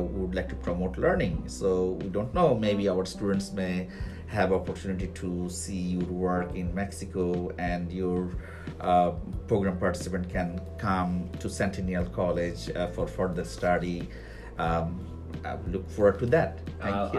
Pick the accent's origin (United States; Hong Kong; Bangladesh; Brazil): Bangladesh; I'm from Bangladesh